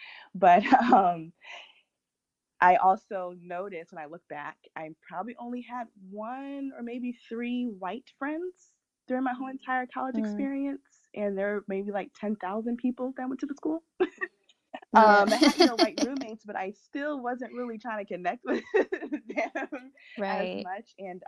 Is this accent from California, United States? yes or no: no; Virginia, United States; born there; I was born in Virginia, but I obviously didn't remember that.